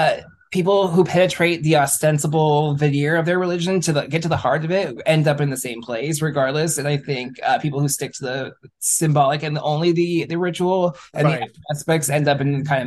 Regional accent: Bay Area, California, United States; growing up in the Bay Area.

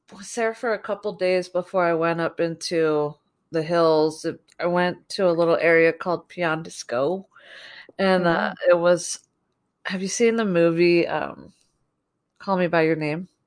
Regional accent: New Jersey, United States; we're from the East Coast. I grew up in New Jersey

